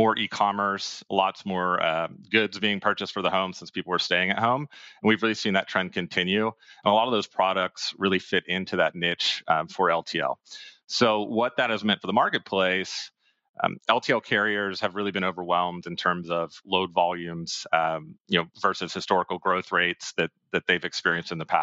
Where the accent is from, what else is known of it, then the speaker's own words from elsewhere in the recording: Pennsylvania, United States; also born or lived in Boston, Massachusetts; now in Austin, United States; I'm originally from Pennsylvania, decided to stay in the Northeast, was up there for 5 years